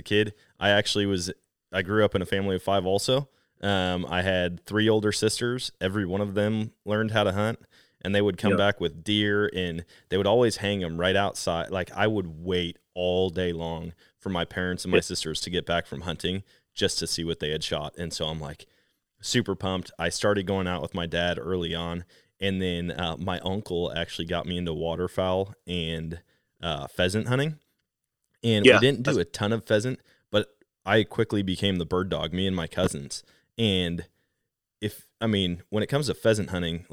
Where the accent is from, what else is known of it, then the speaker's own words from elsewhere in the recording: Wisconsin, United States; moved away as an adult; also born or lived in Missouri / Colorado; from Wisconsin, the motherland. I mean, it's my home state, and I love coming back up here and just remembering all the different places that I used to hunt